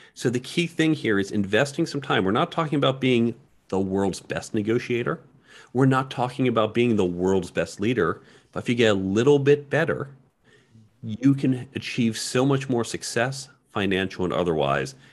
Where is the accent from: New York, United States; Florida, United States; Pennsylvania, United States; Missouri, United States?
New York, United States; I'm a New Yorker